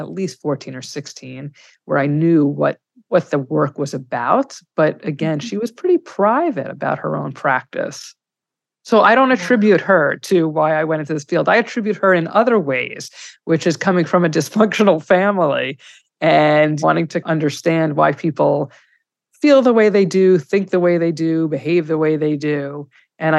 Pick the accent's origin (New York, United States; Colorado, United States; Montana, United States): New York, United States; New York City; also born or lived in Washington Heights, New York / East Setauket, New York; now in New York City, United States; I'm not entitled to say the Bronx, because I lived in Riverdale